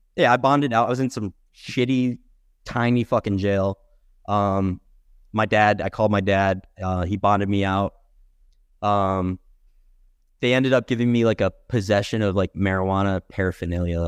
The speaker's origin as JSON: {"language": "English", "town": "Albany", "region": "New York", "country": "United States", "tie": "born or raised there", "also_born_or_lived": "Fort Collins, Colorado", "moved": "as an adult", "lives_now": "Colorado, United States", "said": "I was born and raised in Albany, just outside of Albany, New York"}